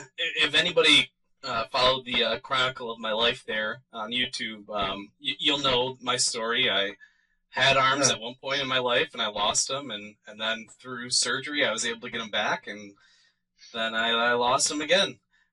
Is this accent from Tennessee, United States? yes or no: no; Oregon, United States